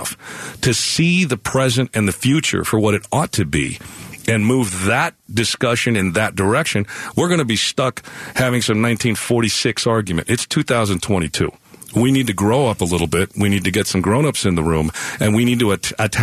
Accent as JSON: {"language": "English", "town": "Nogales", "region": "Arizona", "country": "United States", "tie": "born or raised there", "said": "I grew up in Nogales on Santa Cruz County"}